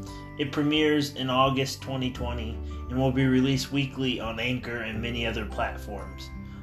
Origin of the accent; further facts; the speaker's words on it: Elwood, Indiana, United States; my hometown of Elwood, Indiana.